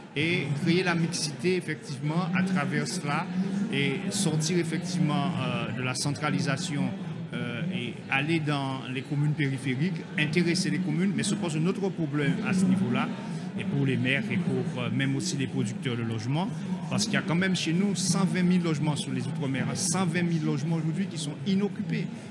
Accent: Guadeloupe; chez nous en Guadeloupe

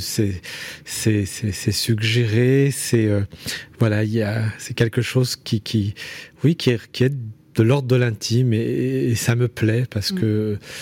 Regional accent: Saint-Priest, Auvergne-Rhône-Alpes, France; also born or lived in Lyon; J'ai grandi dans l'Est lyonnais, à, Saint-Priest.

